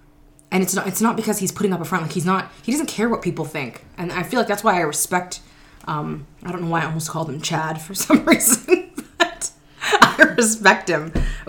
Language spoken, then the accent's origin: English; Canada; We're super Canadian.